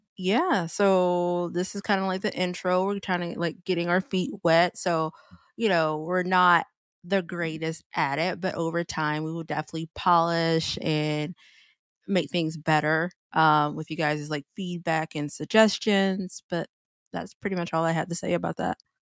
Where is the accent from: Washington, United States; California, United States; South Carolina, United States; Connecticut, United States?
South Carolina, United States; born and raised in South Carolina